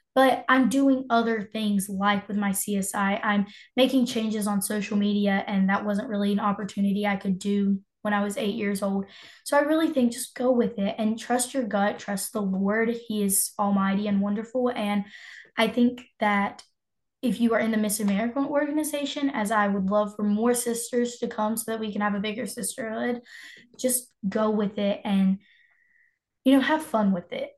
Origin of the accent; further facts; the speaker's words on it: Moore County, North Carolina, United States; I am 16 years old and I am from Moore County